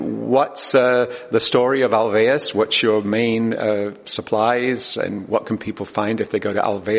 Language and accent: English; England, United Kingdom; I grew up in England